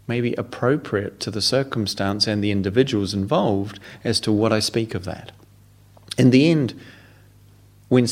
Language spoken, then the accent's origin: English; New Zealand; moved away as an adult; now in England, United Kingdom; as a New Zealander, having to learn to live in England, and thinking when I arrived here a quarter of a century ago that I spoke the same language